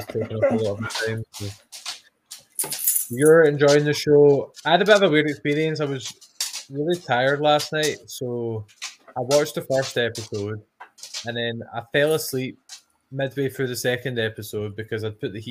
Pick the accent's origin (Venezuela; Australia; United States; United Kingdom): United Kingdom; Scotland; I'm Scottish